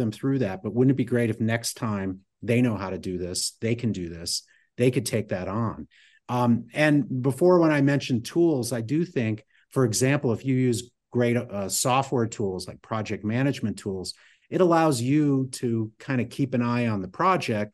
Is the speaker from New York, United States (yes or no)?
no; Connecticut, United States; moved away; when I grew up in Connecticut.